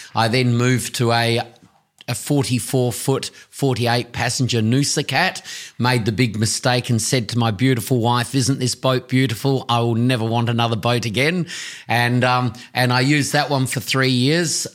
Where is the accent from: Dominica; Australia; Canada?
Australia; Tasmania; also born or lived in South Australia / Risdon Vale, Tasmania / Blackmans Bay, Tasmania; I was born in South Australia, but at the age of three, I came across to Tasmania